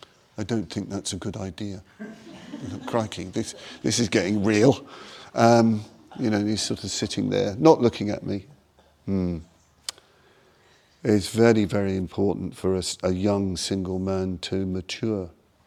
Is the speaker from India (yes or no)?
yes; India; about to go back to India again, because I came from India, you know